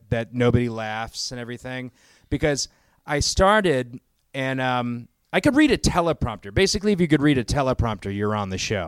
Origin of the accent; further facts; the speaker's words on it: Boston, Massachusetts, United States; I'm from Boston, and I did sort of a welcome to my hometown, Boston, Massachusetts